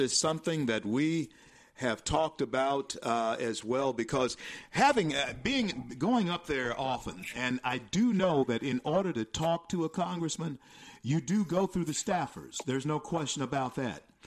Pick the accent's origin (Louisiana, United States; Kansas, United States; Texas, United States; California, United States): Louisiana, United States; Shreveport; my hometown of Shreveport, Louisiana